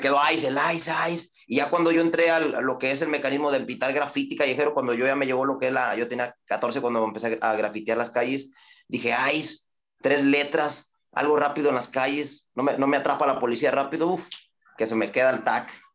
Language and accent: Spanish; Reynosa, Tamaulipas, Mexico; also born or lived in Ciudad Victoria, Tamaulipas; Yo soy de Ciudad Victoria, yo nací en Ciudad Victoria, me trajeron muy niño a Reynosa y Reynosa es mi vida